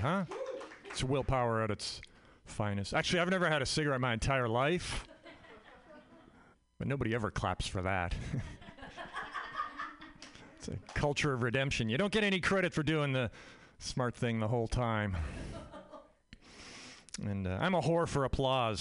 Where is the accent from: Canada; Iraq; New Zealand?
Canada; now in United States; I'm Canadian. I grew up in Canada